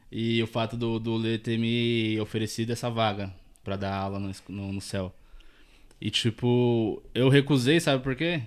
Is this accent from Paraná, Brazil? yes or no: no; Taboão da Serra, São Paulo, Brazil; Eu sou tabuanense desde quando nasci